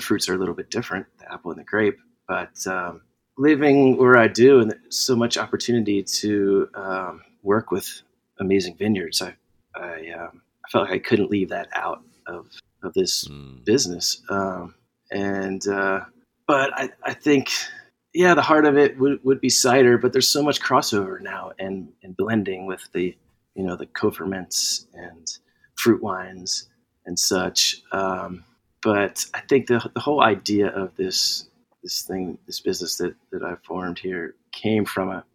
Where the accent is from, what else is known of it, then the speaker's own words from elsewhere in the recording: New Jersey, United States; moved away; also born or lived in Newport News, Virginia; Spent a couple years there, and then my formative years, I guess, in New Jersey.